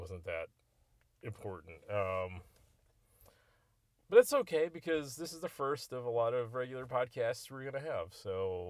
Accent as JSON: {"language": "English", "country": "United States", "said": "as an American"}